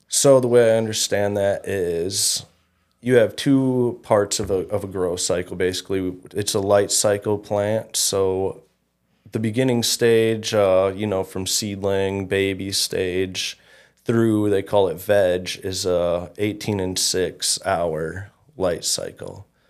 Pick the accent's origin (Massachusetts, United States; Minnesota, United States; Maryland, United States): Minnesota, United States; Fergus Falls; I grew up in Fergus.